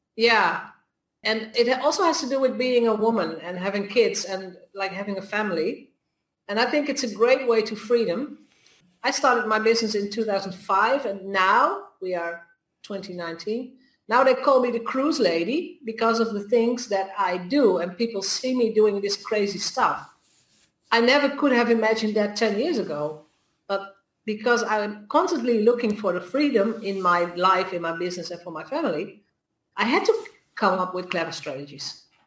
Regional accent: Netherlands; I'm from the Netherlands

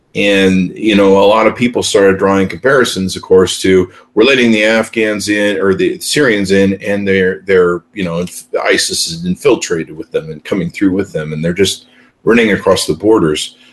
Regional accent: United States; an American citizen

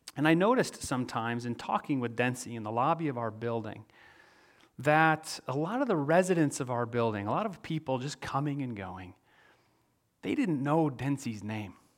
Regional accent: Midwest, United States; moved away; also born or lived in Manhattan, New York; I'm from the Midwest

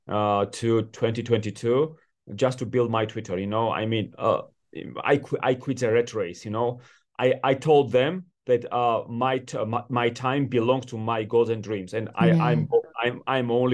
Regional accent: Georgia; also born or lived in Washington D.C., United States / New York City, United States; I was born in Georgia in the 90s when I was growing up in my country

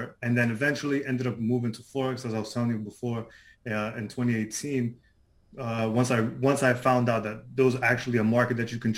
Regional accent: New York City, New York, United States; So I'm from Queens, New York, if people are familiar with that. I lived here my whole life. I was born here in Queens

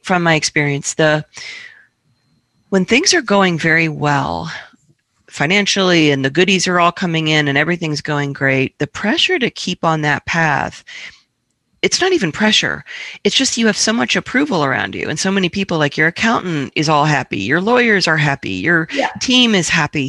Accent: Washington, District of Columbia, United States; moved away; I grew up in Washington, D.C.

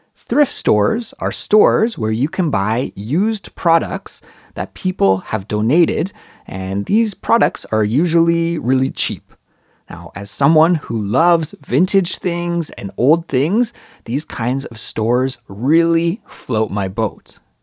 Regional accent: Kelowna, British Columbia, Canada; moved away as an adult; now in Seoul, South Korea; my brother's house in Kelowna, British Columbia, my hometown

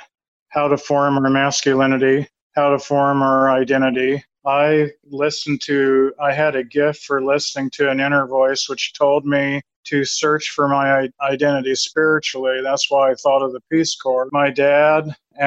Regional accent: Lincoln, Nebraska, United States; I grew up in Nebraska, Lincoln, Nebraska

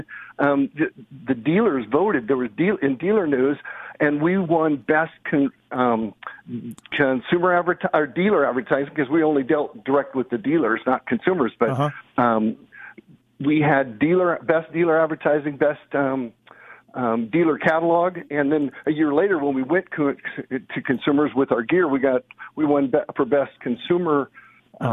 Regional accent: Orange County, Southern California, United States; also born or lived in Lake Arrowhead, California; I'm in Southern California in Orange County

